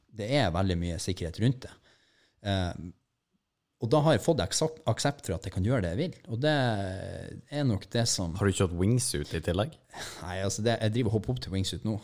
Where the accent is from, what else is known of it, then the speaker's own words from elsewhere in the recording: Mo i Rana, Nordland, Norway; now in Oslo, Norway; jeg er bare fra Mo i Rana